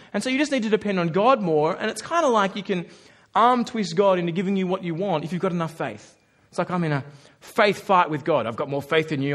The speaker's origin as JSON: {"language": "English", "country": "Australia", "said": "Have to work hard as an Australian"}